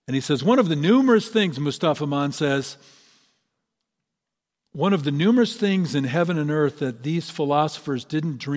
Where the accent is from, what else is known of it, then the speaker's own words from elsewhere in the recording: Ireland; And of course, I'm Irish, so that's not saying a lot, but still.